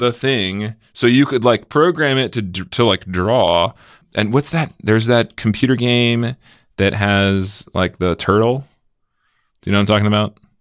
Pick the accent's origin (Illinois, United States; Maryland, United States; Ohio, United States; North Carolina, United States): Maryland, United States; Severna Park; moved away as an adult; now in Bay Area, United States; I grew up in Maryland